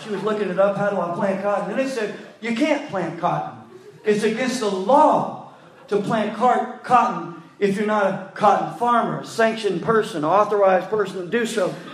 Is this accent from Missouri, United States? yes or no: no; North Louisiana, United States; now in South Louisiana, United States; we're from North Louisiana